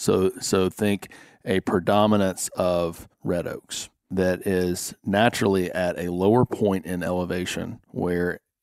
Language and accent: English; Arkansas, United States; I was raised in Lonoke County, went to college out of state, and basically left the state for 15 years. But I always came back during duck season